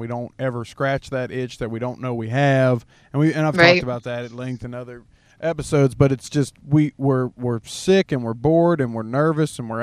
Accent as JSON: {"language": "English", "region": "Midwest", "country": "United States", "said": "I'm from the Midwest"}